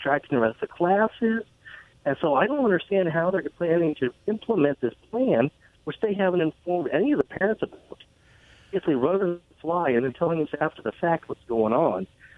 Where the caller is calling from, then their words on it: Richland, Washington, United States; I'm from Richland.